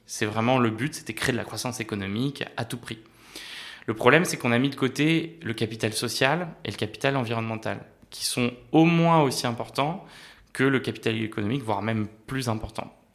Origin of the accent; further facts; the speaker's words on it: France; also born or lived in Paris / Normandy; Moi j'ai grandi entre Paris et la Normandie